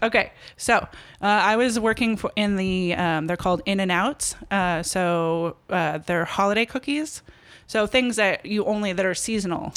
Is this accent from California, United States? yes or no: yes; Los Angeles, California, United States; moved away as an adult; also born or lived in Berkeley / Bucks County, Pennsylvania / Philadelphia / Minneapolis; L A. Born and raised in Los Angeles.